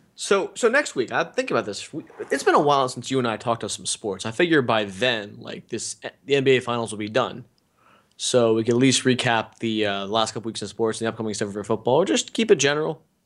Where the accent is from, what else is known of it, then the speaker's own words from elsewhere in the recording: Philadelphia, Pennsylvania, United States; I'm from Philadelphia